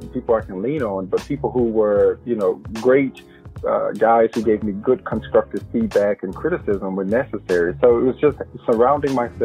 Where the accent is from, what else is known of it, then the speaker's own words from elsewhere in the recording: Progress, Mississippi, United States; moved away as an adult; now in Chapel Hill, United States; I come from Mississippi, and because I come from a rural background